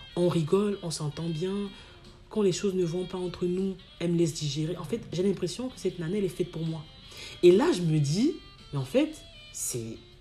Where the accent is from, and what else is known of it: Cameroon; moved away